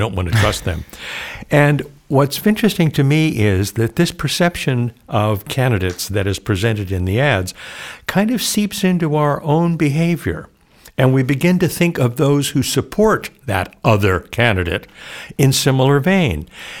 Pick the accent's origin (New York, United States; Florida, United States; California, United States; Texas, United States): California, United States; Oxnard; Well, I was born in Oxnard, California, which is just south of Santa Barbara. I'm a third generation native Californian. My family settled in that area back in the late 1800s. I grew up in a small town, a very Catholic community